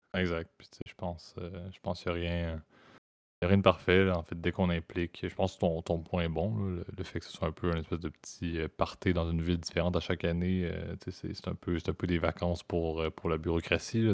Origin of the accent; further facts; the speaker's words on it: Canada; En tant que Canadien